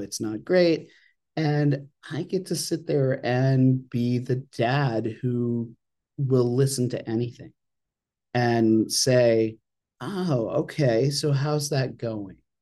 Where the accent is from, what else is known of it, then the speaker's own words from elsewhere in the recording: Ogunquit, Maine, United States; I grew up in a little town called Ogunquit